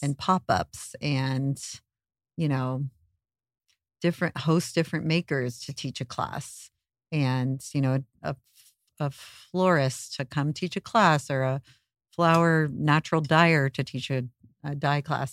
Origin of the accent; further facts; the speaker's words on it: Ojai, California, United States; moved away as an adult; now in Los Angeles, United States; I grew up in Ojai, California, a small town